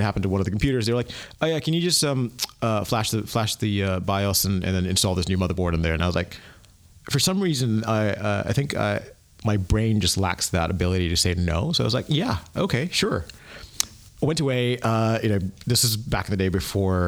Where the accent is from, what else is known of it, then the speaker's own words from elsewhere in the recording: United States; moved away as an adult; also born or lived in Asia / London / Tallahassee, Florida; now in Berlin, Germany; grew up in the U.S.